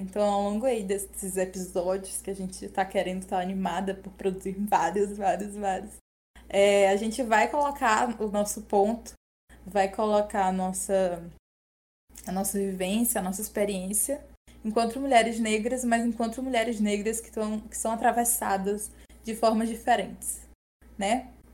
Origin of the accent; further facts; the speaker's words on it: Piauí, Brazil; eu sou piauiense